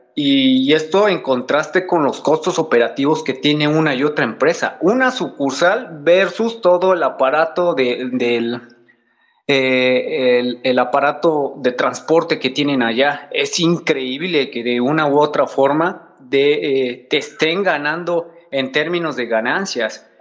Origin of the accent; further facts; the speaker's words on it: Mexico; nosotros como mexicanos